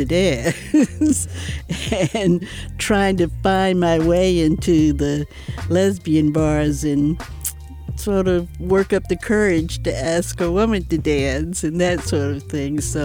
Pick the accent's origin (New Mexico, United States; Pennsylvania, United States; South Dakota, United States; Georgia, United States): Georgia, United States; Atlanta; born or raised there; also born or lived in Chicago; now in San Francisco, United States